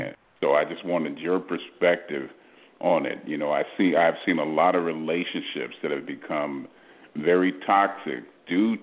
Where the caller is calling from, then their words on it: Houston, Texas, United States; I'm calling from Houston